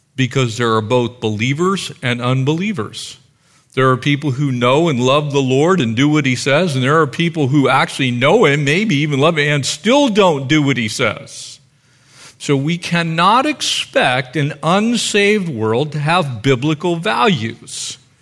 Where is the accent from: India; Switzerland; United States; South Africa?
United States; us as American Christians